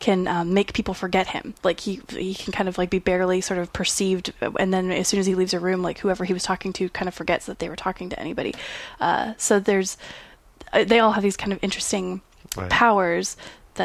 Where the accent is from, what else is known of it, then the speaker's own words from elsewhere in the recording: Idaho, United States; I grew up in Idaho